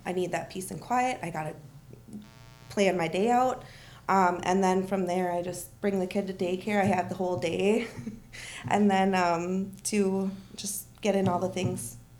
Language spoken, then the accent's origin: English; Champlin, Minnesota, United States; I'm from the Champlin area, and then I moved down to Farmington. I moved to Alabama.